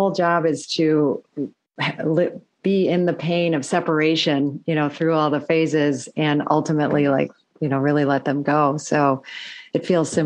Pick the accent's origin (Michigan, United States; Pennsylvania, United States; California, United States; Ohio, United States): Michigan, United States; moved away as an adult; also born or lived in Chicago; I grew up in the Midwest, but in Michigan